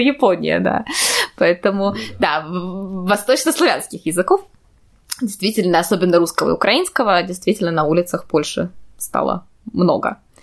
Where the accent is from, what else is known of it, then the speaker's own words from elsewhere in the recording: Saint Petersburg, Russia; moved away as an adult; now in Poland; я всегда говорю, что я из Петербурга